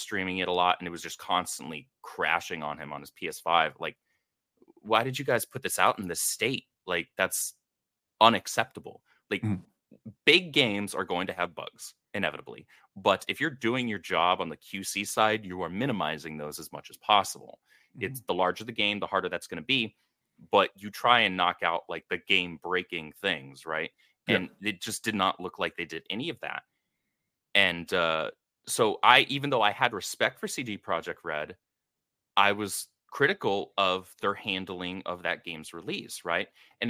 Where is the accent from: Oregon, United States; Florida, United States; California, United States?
California, United States; And I grew up in the Bay Area, California, for like 22 years.